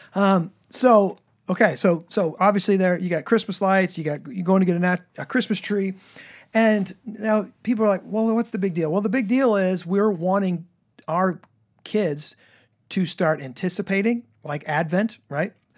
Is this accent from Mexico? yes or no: no; the South, United States; I come from the South, you know, so it's like all homestyle cooking and stuff.